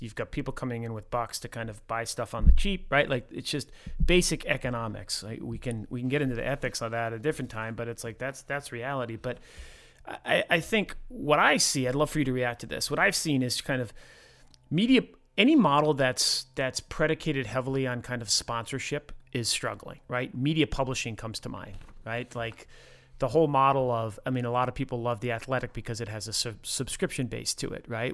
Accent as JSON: {"language": "English", "region": "Rhode Island", "country": "United States", "tie": "born or raised there", "said": "I grew up in Rhode Island"}